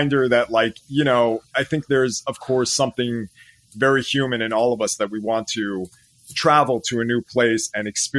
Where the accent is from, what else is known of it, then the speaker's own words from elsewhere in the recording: California, United States; sono armeno, I'm Armenian, vengo da California, I come from California